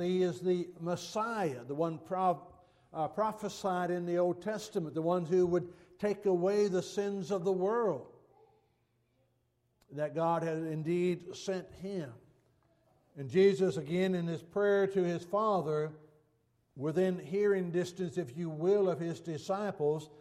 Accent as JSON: {"language": "English", "country": "United States", "said": "as an American"}